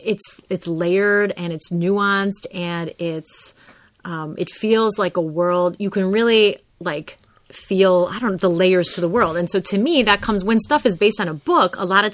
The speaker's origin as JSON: {"language": "English", "town": "Chicago", "region": "Illinois", "country": "United States", "tie": "born or raised there", "said": "growing up in the Chicago area"}